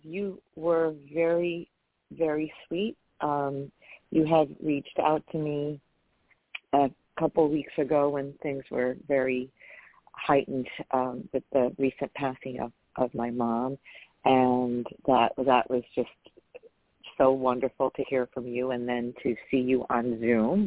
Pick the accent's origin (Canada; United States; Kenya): United States; New York; I'm a chick from New York.